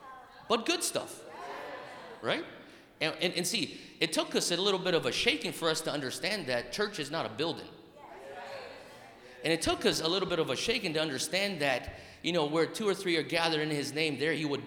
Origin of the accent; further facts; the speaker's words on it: Brazil; moved away; also born or lived in United States; I'm half Japanese, half Italian, born and raised in Brazil, educated in America, got a Greek name and a Hawaiian soul